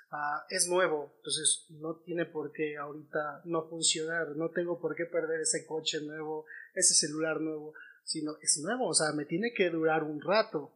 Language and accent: Spanish; Mexico; nosotros como mexicanos